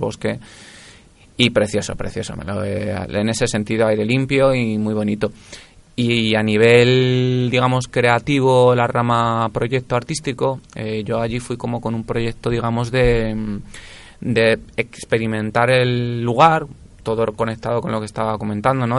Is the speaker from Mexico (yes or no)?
no; Spain; como buen español que soy